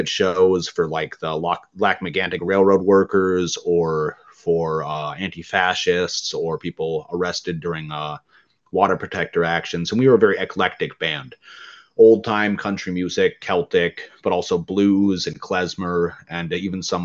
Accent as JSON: {"language": "English", "region": "Midwest", "country": "United States", "tie": "born or raised there", "said": "growing up in the Midwest, in the Rust Belt"}